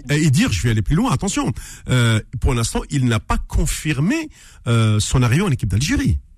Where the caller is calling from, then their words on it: Paris, Île-de-France, France; Je suis de Paris, euh, …. Ah ouais. Euh, comme la, plupart des Kabyles qui habitent en Ile-de-France.